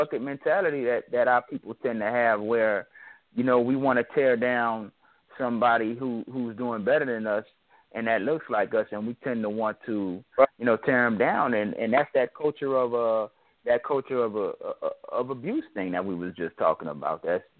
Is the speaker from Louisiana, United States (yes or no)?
yes; New Orleans, Louisiana, United States; I'm from New Orleans.